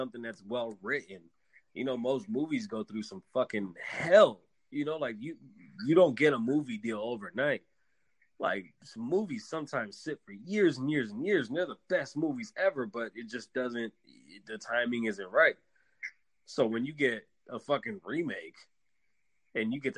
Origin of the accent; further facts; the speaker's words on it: Canada; being a Canadian kid